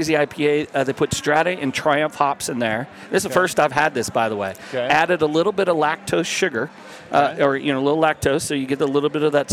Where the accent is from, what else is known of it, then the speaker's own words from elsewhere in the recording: Denver, Colorado, United States; I'm born and raised in Denver. Matter of fact, four generations